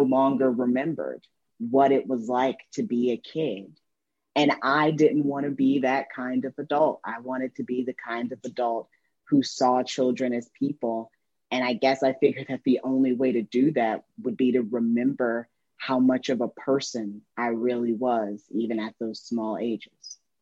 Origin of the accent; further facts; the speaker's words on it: Indiana, United States; a coming of age memoir uh, about my girlhood growing up in Indiana